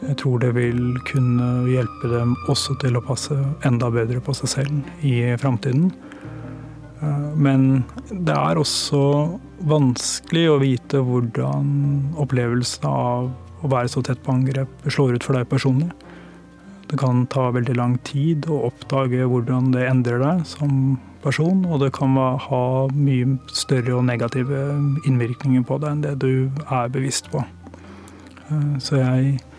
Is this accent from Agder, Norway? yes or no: no; Tønsberg, Vestfold, Norway; moved away; Jeg kom fra Tønsberg